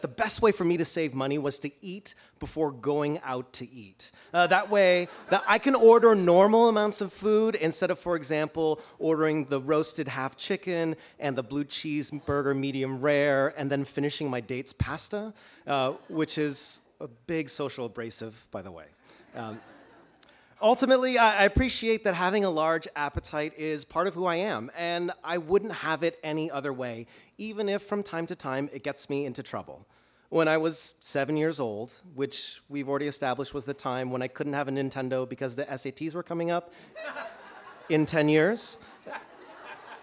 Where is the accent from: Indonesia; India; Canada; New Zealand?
Canada; Toronto, Ontario; now in Chicago, United States; I grew up in Toronto